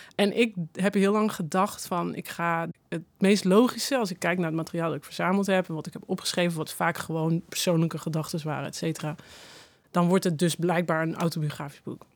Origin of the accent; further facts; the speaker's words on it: North Brabant, Netherlands; moved away; ik kom uit Brabant